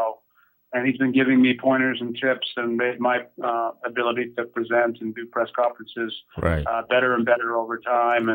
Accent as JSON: {"language": "English", "town": "Amherst", "region": "Massachusetts", "country": "United States", "tie": "born or raised there", "said": "I grew up about an hour away from here in Amherst, Massachusetts"}